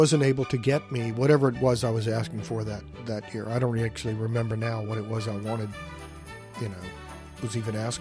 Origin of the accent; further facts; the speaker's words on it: Richmond, Virginia, United States; a kid growing up in the West End of Richmond, Virginia